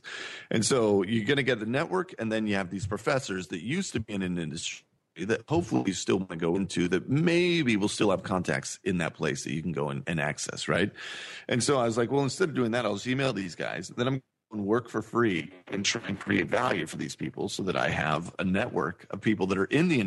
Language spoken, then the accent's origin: English; Cowgill, Missouri, United States; also born or lived in California; I grew up on a farm in Missouri, right? I lived in a town called Cowgill, Missouri